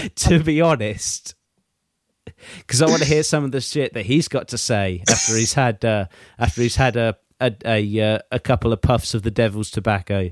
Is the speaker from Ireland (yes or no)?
no; England, United Kingdom; me as an English person